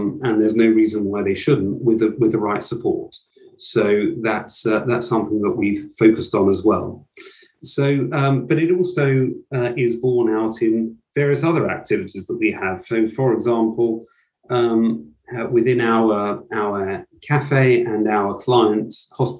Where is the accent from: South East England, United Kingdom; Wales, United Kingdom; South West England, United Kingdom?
South East England, United Kingdom; Brighton and Hove; I grew up in Brighton and Hove